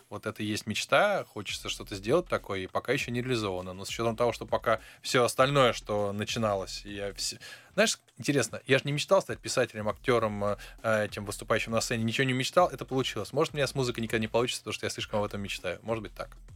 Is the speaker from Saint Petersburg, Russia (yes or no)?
yes; Saint Petersburg, Russia; born there; я тоже родился